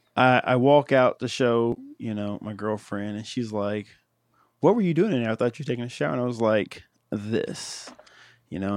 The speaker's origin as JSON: {"language": "English", "region": "Ohio", "country": "United States", "said": "I'm from Ohio"}